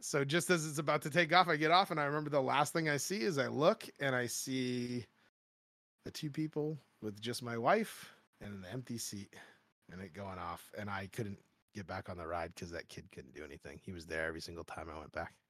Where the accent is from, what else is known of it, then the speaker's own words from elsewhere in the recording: Maine, United States; I grew up in Maine, Maine my whole life